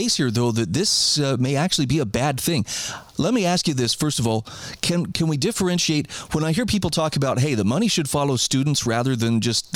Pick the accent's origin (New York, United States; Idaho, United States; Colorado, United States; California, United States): Idaho, United States; my home state of Idaho